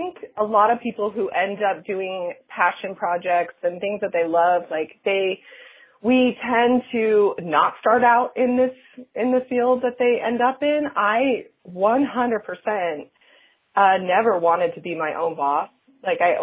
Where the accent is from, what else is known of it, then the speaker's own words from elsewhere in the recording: Salt Lake City, Utah, United States; moved away as an adult; also born or lived in Los Angeles; I'm from Utah. I'm from Salt Lake City